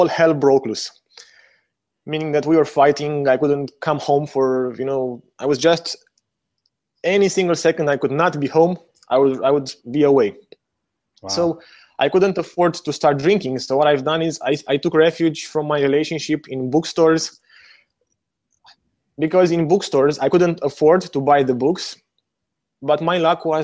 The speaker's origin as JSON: {"language": "English", "country": "Romania", "tie": "born or raised there", "also_born_or_lived": "New Zealand / Hawaii", "moved": "as an adult", "said": "I was born in Romania during the last years of communism."}